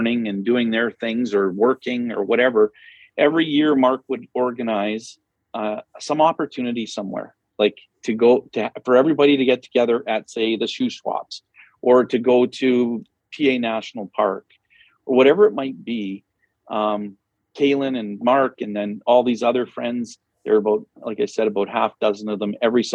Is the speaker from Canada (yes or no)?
yes; Flin Flon, Manitoba, Canada; moved away; also born or lived in Humboldt; Flin Flon, which is my hometown.